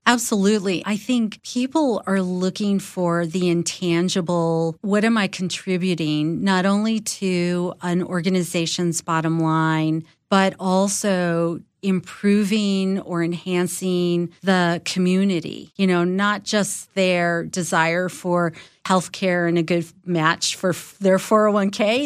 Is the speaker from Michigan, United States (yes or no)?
no; Los Angeles, California, United States; I grew up in Los Angeles, third generation Angelino, third generation Mexican American